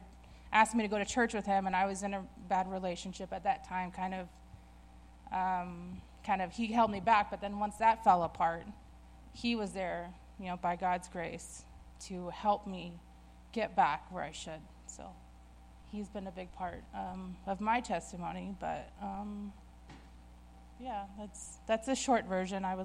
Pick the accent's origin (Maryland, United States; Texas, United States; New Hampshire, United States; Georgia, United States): Texas, United States; Dallas; I grew up in Dallas